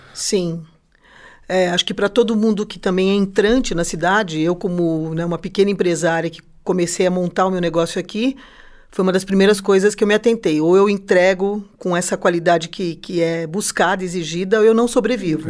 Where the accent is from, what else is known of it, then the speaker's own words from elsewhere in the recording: São Paulo, Brazil; now in Curitiba, Brazil; eu sou de São Paulo, capital. E quando eu vim para cá